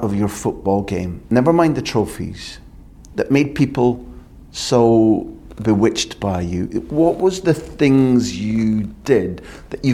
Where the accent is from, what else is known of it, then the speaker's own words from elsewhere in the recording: Scotland, United Kingdom; I'm a Scottish guy